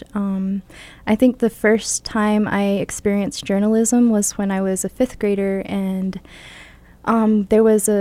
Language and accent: English; Jemez Pueblo, New Mexico, United States; also born or lived in Albuquerque, New Mexico; I was born here in Albuquerque and adopted and raised in Jemez Pueblo for my full life